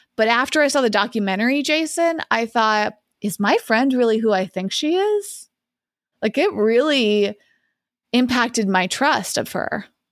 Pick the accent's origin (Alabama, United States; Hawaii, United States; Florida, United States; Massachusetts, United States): Massachusetts, United States; I grew up in Massachusetts.